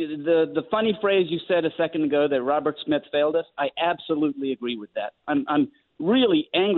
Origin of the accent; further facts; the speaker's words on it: Andhra Pradesh, India; There's so many … in the world. Where I come from, in the state of Andhra, man, every other Joe Schm